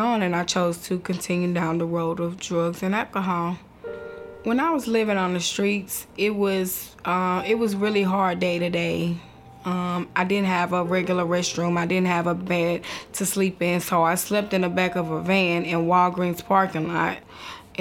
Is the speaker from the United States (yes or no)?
yes; Nashville, Tennessee, United States; I grew up in Nashville, Tennessee, born and raised here